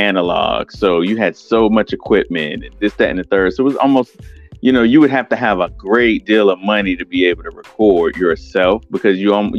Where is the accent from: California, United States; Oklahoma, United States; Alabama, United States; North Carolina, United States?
North Carolina, United States; Winston-Salem; also born or lived in Brooklyn, New York; me and my mom decided to move down here